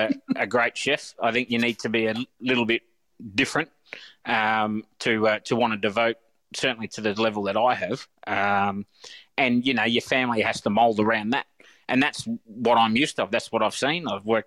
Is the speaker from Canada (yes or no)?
no; Australia; I'm an Aussie as they come. I'm fourth generation Australian. So, but I've travelled a little bit, so I see things in different perspectives.